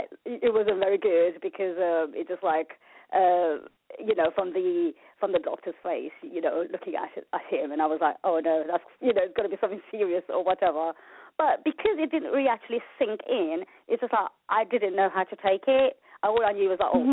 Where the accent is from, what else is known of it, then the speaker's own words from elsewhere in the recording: London, United Kingdom; also born or lived in Mauritius; I was born in Mauritius, and I was brought up in London, North London.